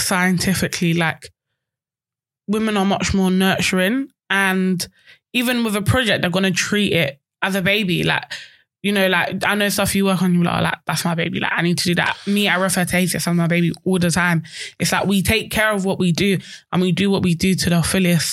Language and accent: English; London, United Kingdom; I grew up in Peckham. I'm born and bred Peckham.